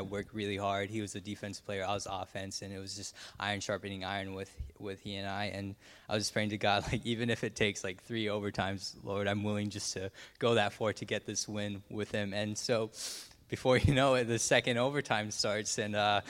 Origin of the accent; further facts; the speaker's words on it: Noorvik, Alaska, United States; I'm from Norvik, Alaska